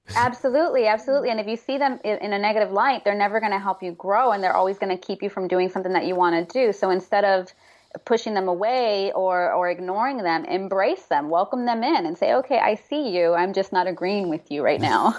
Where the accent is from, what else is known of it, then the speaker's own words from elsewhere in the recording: Houston, Texas, United States; moved away as an adult; also born or lived in Austin, Texas / New York / Dubai; now in Los Angeles, United States; I grew up in Houston